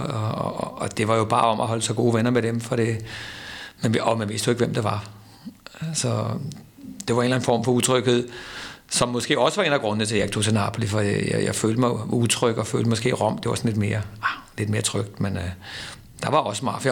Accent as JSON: {"language": "Danish", "country": "Denmark", "said": "vi danskere"}